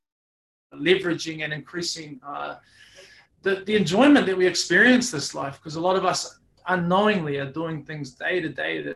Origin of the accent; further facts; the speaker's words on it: Auckland, New Zealand; now in Brisbane, Australia; born here in Brisbane, but earlier on, Mum decided that we pack up and start living in New Zealand. I did predominantly a lot of my growing up in Auckland